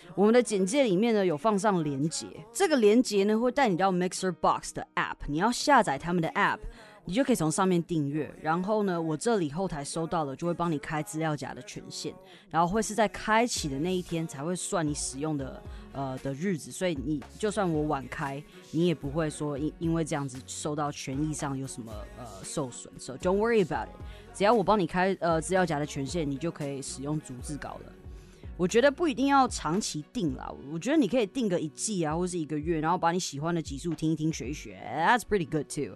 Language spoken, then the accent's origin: Chinese; Taiwan; first language Chinese; 我们在台湾学英文的时候